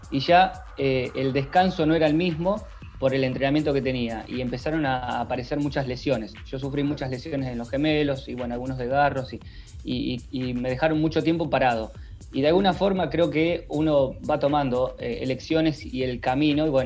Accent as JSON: {"language": "Spanish", "town": "Rojas", "region": "Buenos Aires Province", "country": "Argentina", "tie": "born or raised there", "moved": "as an adult", "lives_now": "Junín, Argentina", "said": "yo soy de Rojas, de una ciudad muy cerca de acá de, Junín. A los 18 años me fui a vivir a Buenos Aires y hace 5 años que estoy viviendo acá en la ciudad de Junín."}